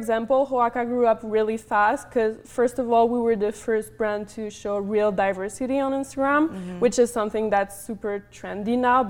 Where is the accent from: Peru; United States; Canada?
Canada; Montreal, Quebec; moved away; I was from Montreal. It's really cold